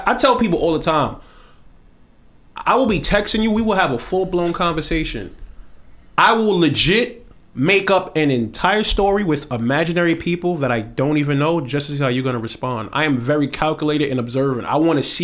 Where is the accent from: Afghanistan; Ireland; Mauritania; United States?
United States; New York City, New York; I'm from Flatbush. I'm from the 50s, born and raised